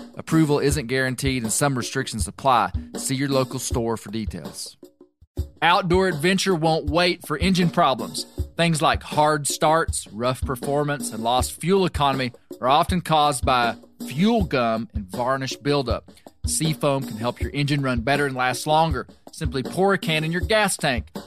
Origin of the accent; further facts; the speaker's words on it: Mena, Arkansas, United States; here from my hometown of Mena, Arkansas.